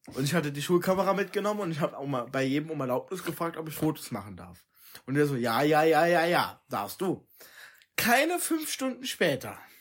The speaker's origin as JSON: {"language": "German", "town": "Trier", "region": "Rhineland-Palatinate", "country": "Germany", "tie": "born or raised there", "said": "ich bin in Trier geboren."}